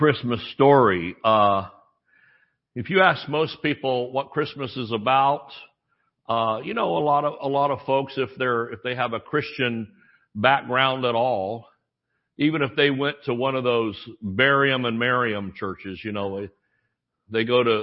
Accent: Thomasville, United States; I was born on Friday and mother took me to church in Thomasville

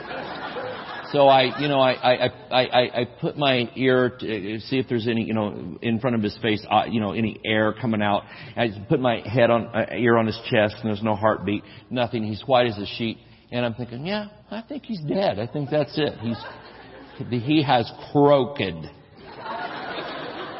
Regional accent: Georgia, United States; moved away; also born or lived in New Mexico; We're from Georgia where there's trees and things and water

